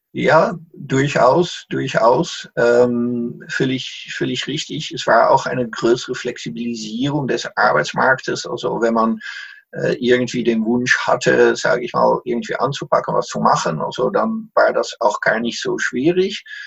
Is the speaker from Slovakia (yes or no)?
no; Netherlands; German is a second language; moved away as an adult; also born or lived in Salzburg, Austria / Munich, Germany; now in Emmerich am Rhein, Germany; bin als Holländer damals in Österreich, hab mich darauf beworben